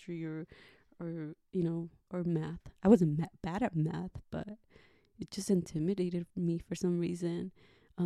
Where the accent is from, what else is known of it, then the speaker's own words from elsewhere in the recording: United States; also born or lived in Ensenada, Mexico; My parents immigrated to the United States when I was probably like 6 or 7.